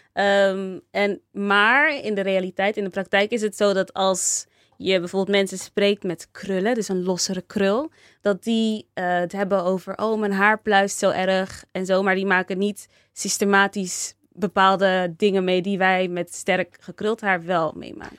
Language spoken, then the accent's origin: Dutch; Rotterdam, South Holland, Netherlands; also born or lived in Delft; En ik ben in Rotterdam geboren en getogen. Toen ging ik verhuizen naar Delft.